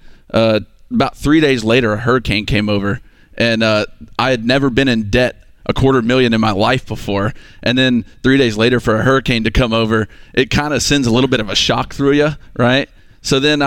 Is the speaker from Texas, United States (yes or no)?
yes; Texas, United States; moved away as an adult; now in Phenix City, United States; we actually moved to Alabama because I joined the military. So we're actually from Texas